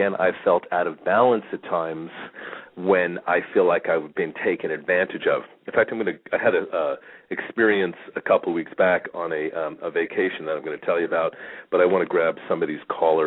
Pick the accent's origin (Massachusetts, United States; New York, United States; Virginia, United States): New York, United States; now in Phoenix, United States; We grew up in New York